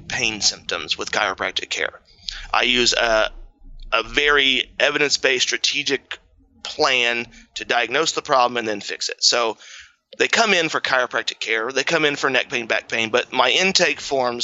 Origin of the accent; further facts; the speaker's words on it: Indiana, United States; now in Columbus, Indiana, United States; I'm a farmer from Indiana. Grew up raising my own food